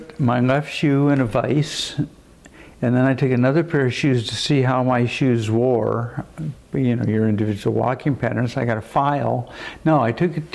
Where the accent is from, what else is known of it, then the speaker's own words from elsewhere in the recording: Denver, Colorado, United States; also born or lived in Chicago / Dallas / California; now in Boulder, United States; I grew up in Denver